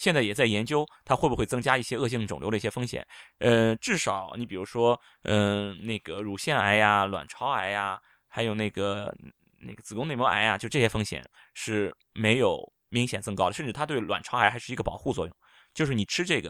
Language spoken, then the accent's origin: Chinese; China; 我们中医有很多这种调经的药啊，博大精深，我们中国人都是受益匪浅。